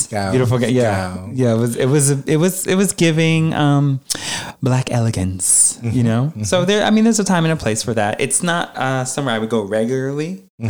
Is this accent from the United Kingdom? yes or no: no; Jamaica; But I'm Jamaican